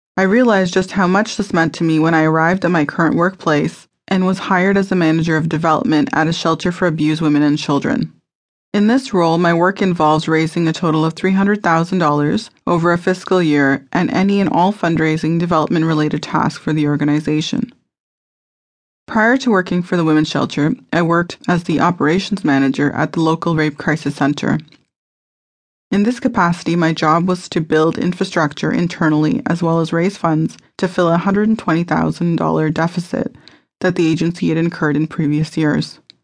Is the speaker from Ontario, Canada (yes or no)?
yes; Mississauga, Ontario, Canada; I was born in Mississauga, Ontario, Canada, on October the seventeenth, nineteen eighty